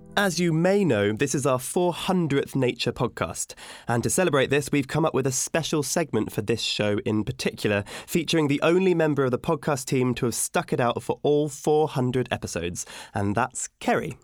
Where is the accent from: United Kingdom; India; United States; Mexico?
United Kingdom; as a Brit